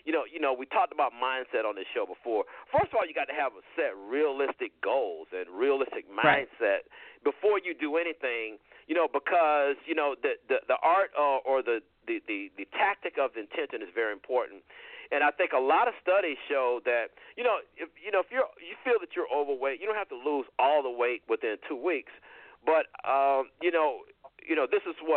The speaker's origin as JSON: {"language": "English", "area": "the South", "region": "Georgia", "country": "United States", "tie": "born or raised there", "said": "I grew up in the South and I grew up on sweet tea"}